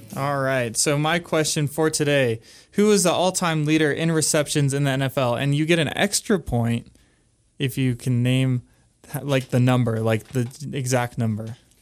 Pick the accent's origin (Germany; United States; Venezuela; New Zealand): United States; California; I am from California